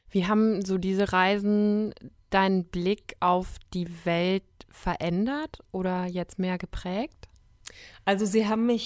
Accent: West Germany, Germany; also der Westen ist mir natürlich einfach vertraut. Ich bin ja im Westen groß geworden.

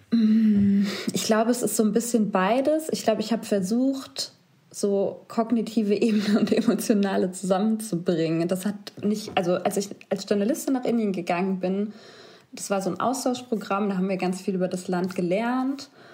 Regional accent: Germany; Dann haben wir Deutschland gesagt.

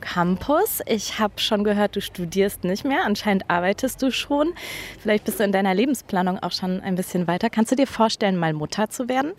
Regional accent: Aachen, North Rhine-Westphalia, Germany; ich komme ursprünglich aus Aachen

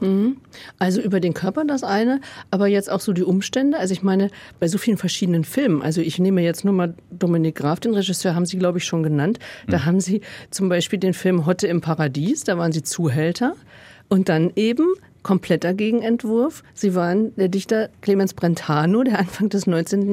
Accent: Germany; Ich bin 64 geboren in Westdeutschland

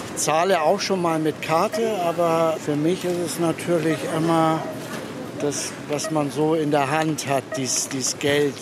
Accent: Germany; wir Deutschen

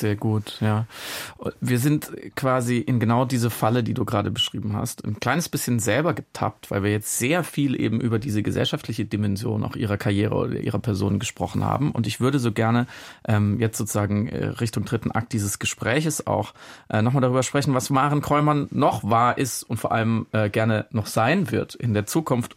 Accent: Freiburg im Breisgau, Baden-Württemberg, Germany; als gebürtiger Friburger

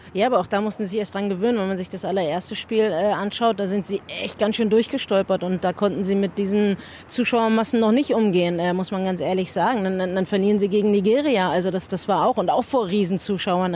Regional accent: Germany; also born or lived in Australia; als Deutsche, die in Deutschland lebt

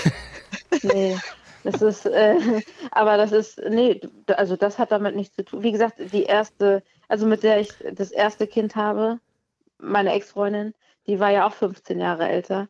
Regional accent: near Kiel, Schleswig-Holstein, Germany; ich bin ja aus der Nähe von Kiel

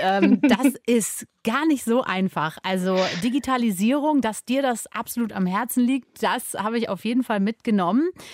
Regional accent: Germany; bei uns in Deutschland

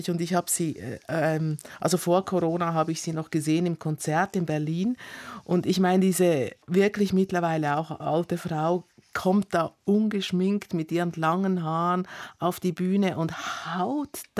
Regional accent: Italy; vor allem das ähm, Tante Anni, also oder wie ich als Italienerin Zianni.

